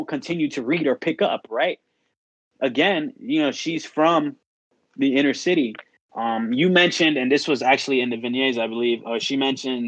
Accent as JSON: {"language": "English", "town": "Chicago", "region": "Illinois", "country": "United States", "tie": "born or raised there"}